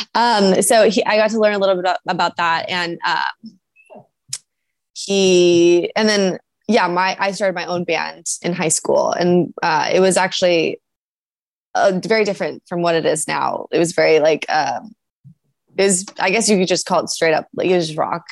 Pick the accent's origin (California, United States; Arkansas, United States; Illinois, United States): California, United States; San Diego; also born or lived in Oceanside, California; now in Los Angeles, United States; loved growing up in San Diego